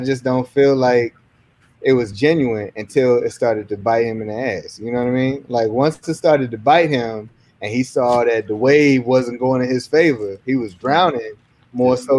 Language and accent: English; Farnham, Virginia, United States; now in Maryland, United States; I'm originally from a small town in Virginia, Farnham, Virginia